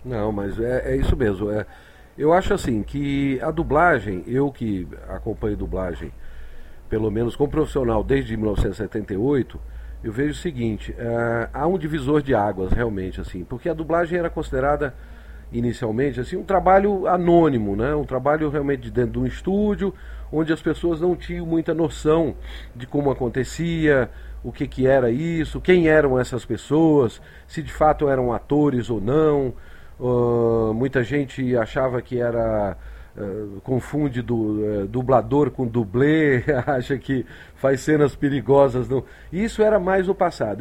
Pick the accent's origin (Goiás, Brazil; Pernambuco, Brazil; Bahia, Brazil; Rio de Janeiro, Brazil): Rio de Janeiro, Brazil; moved away as an adult; also born or lived in Recife; now in São Paulo, Brazil; hoje eu digo que eu sou um carioca dissidente, né? Eu sou muito mais paulista do que carioca